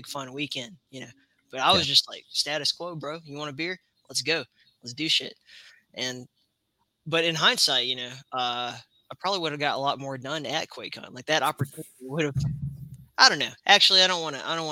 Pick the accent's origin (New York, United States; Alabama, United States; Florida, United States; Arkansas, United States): Alabama, United States; I grew up in Alabama